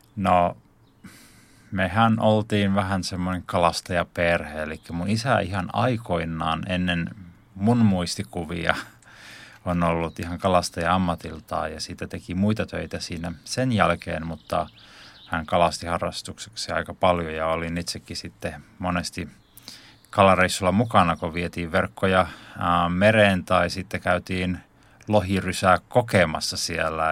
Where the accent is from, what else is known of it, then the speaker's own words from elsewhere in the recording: Lohtaja, Central Ostrobothnia, Finland; now in Helsinki, Finland; tuun tuolta Pohjanmaalta, eli Keski-Pohjanmaalta alun perin syntynyt tällaisessa pienellä paikkakunnalla kuin Lohtaja